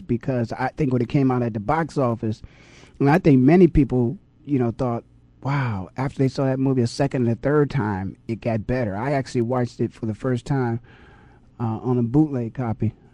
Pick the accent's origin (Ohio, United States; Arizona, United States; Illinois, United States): Ohio, United States; Canton; now in Phoenix, United States; I'm from Canton